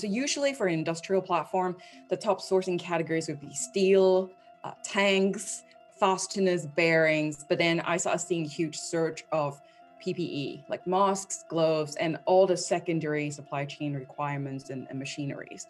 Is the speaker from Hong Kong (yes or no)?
yes; Hong Kong; moved away as an adult; also born or lived in London; now in New York, United States; I was born and raised in Hong Kong for the first 2.5 decades. I lived there. Then moved to London to build my career